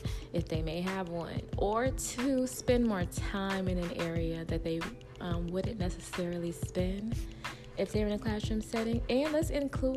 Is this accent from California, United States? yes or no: yes; California, United States; moved away as an adult; I'm from California